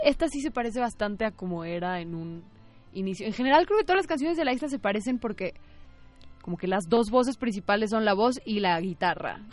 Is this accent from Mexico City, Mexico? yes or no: no; Guadalajara, Jalisco, Mexico; Lito y yo somos de Guadalajara